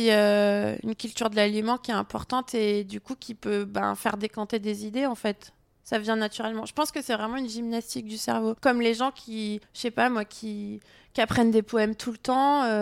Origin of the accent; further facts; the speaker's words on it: south of France, France; et comme je viens du Sud et je trouve que ça correspond un petit peu